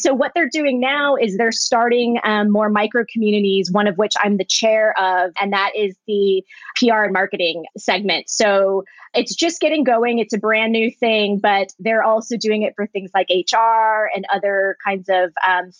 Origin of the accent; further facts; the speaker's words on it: Springfield, Virginia, United States; moved away as an adult; also born or lived in Orange County, California; now in Los Angeles, United States; my town, Springfield, Virginia